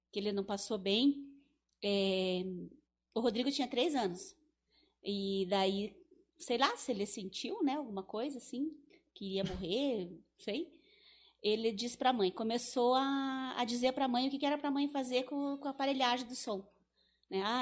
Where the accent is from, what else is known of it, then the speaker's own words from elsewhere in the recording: Teixeira, Paraíba, Brazil; sou natural daqui mesmo de Teixeira, né? Mas nasci na, na época era o parto era, na, era com a parteira, né?